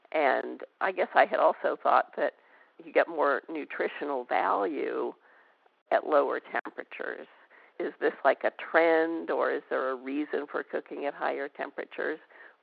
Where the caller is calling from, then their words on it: Decatur, Georgia, United States; Decatur, Georgia.